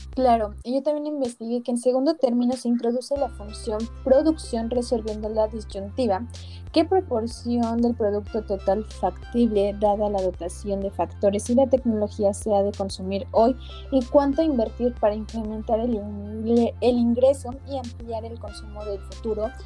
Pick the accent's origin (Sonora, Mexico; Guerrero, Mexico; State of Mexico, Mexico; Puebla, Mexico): Puebla, Mexico